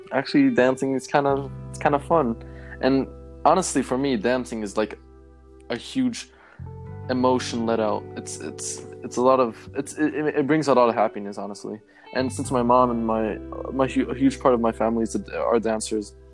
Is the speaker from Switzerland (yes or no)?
yes; Switzerland; I have two brothers, and I come from Switzerland